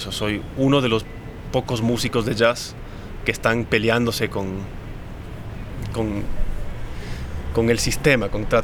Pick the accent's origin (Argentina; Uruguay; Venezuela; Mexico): Argentina; Mendoza; now in Quito, Ecuador; me considero mitad ecuatoriano, mitad argentino. Nací en Mendoza. Em, y empecé a tocar música acá en Quito